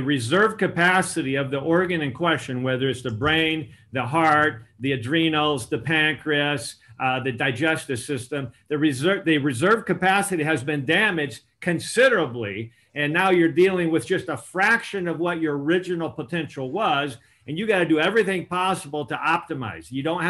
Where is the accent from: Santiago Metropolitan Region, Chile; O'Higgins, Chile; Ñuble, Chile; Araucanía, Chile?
Araucanía, Chile; Temuco; also born or lived in Argentina / Uruguay; Actually, I was born in Chile, Temuco, Chile, via one of these volcano-like beautiful mountains that I've climbed into more recently. But my parents were Christian missionaries in South America. So I had a privilege of growing up in Chile, Argentina, Uruguay